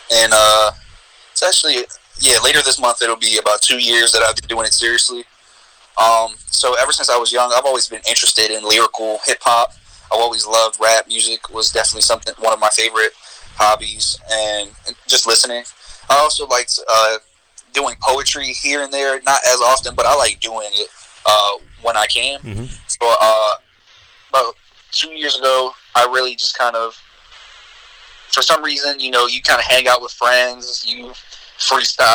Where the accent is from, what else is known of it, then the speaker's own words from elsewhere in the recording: Richmond, Virginia, United States; I'm an artist from Richmond, Virginia. I've lived here for more than half of my life